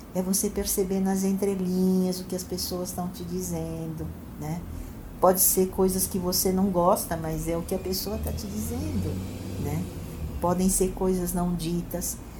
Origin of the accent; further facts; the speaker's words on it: Santo André, São Paulo, Brazil; moved away as an adult; also born or lived in France; Eu nasci em Santo André, é, Sou moradora de Santo André a vida inteira